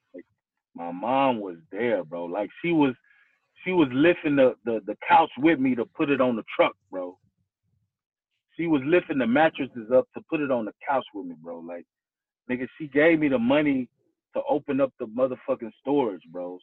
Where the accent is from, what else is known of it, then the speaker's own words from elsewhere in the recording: Houston, Texas, United States; I grew up in Houston, Texas